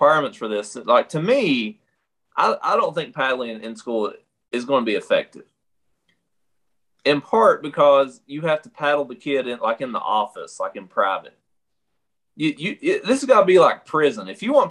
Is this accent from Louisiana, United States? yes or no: no; Eastern Kentucky, United States; we're from Eastern Kentucky, where three of the four districts that allow paddling are eastern part of the state